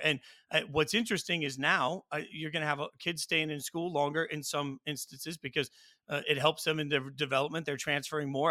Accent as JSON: {"language": "English", "town": "Las Vegas", "region": "Nevada", "country": "United States", "tie": "born or raised there", "said": "growing up in Vegas"}